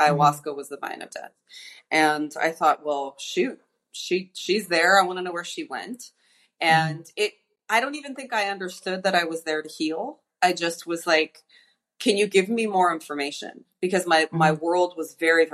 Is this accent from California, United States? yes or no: yes; Los Angeles, California, United States; moved away as an adult; now in Puerto Vallarta, Mexico; I grew up in Los Angeles